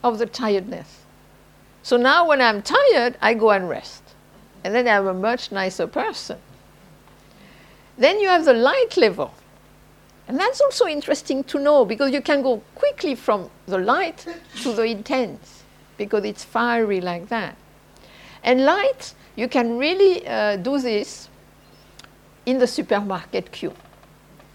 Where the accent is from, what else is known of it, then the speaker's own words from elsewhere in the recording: southern France, France; moved away; I am French from the South